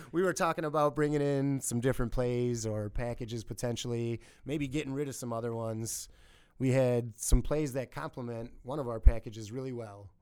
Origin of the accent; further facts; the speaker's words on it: Milwaukee, Wisconsin, United States; now in Sheboygan, United States; I grew up in Milwaukee area